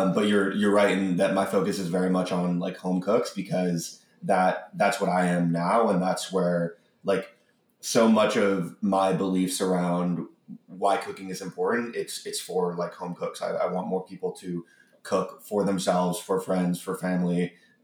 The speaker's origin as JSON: {"language": "English", "town": "Cleveland", "region": "Ohio", "country": "United States", "tie": "born or raised there", "said": "I grew up in Cleveland in the 90s"}